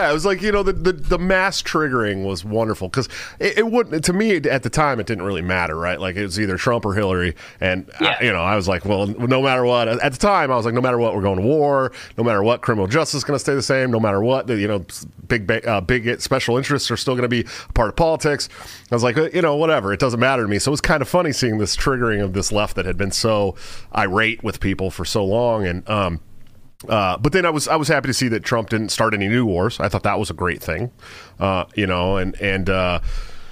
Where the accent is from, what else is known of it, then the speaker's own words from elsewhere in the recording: Bay Area, near Oakland, California, United States; I'm from the Bay Area, though. I'm from right outside of Oakland.